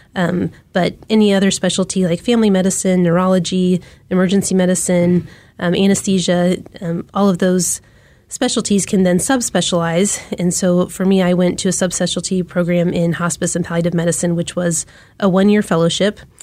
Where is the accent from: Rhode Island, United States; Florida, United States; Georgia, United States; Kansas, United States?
Kansas, United States; Wichita; also born or lived in Charleston, South Carolina; now in Kansas City, United States; I grew up in Wichita, Kansas